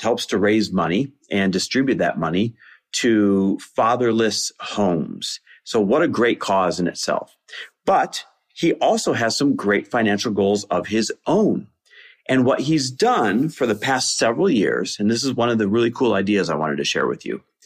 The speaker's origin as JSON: {"language": "English", "town": "Green Bay", "region": "Wisconsin", "country": "United States", "tie": "born or raised there", "moved": "yes", "said": "my hometown of Green Bay, Wisconsin, where we just bought a lake house"}